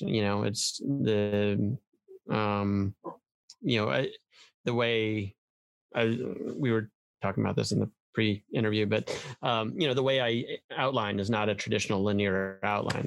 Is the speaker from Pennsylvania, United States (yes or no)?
no; Iowa, United States; also born or lived in upstate New York; we moved to Iowa, um, and so I grew up in the Midwest. Went to high school and um, and undergrad in in uni- at uh, the University of Iowa